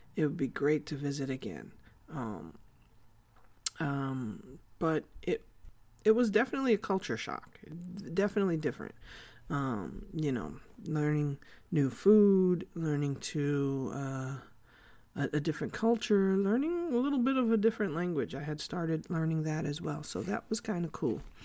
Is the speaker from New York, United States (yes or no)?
yes; New York City, New York, United States; also born or lived in Korea; I was born and raised in the Bronx, New York.